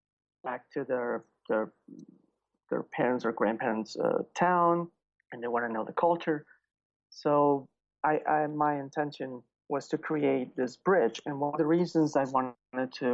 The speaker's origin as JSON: {"language": "English", "country": "Venezuela", "tie": "born or raised there", "moved": "as an adult", "lives_now": "United States", "said": "I was born and raised in South America. And my family is Sicilian. And I was born in Venezuela"}